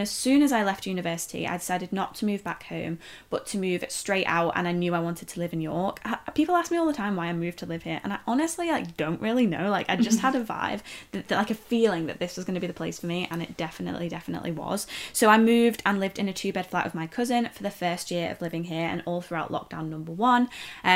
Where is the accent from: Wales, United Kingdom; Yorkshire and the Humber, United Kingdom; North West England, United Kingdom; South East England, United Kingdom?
North West England, United Kingdom; near Liverpool; moved away as an adult; also born or lived in Leeds; I grew up near Liverpool